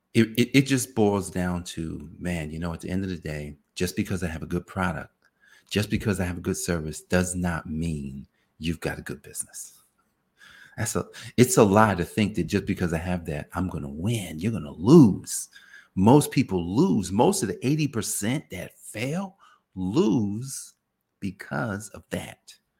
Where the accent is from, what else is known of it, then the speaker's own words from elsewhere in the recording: New Jersey, United States; I grew up in New Jersey where Italians made pizza